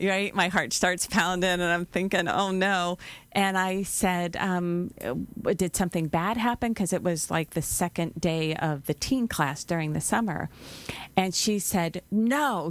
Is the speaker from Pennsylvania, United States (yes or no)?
yes; Pittsburgh, Pennsylvania, United States; moved away; I'm from Pittsburgh, so I pronounce it a little dif, a bit different than the rest of the world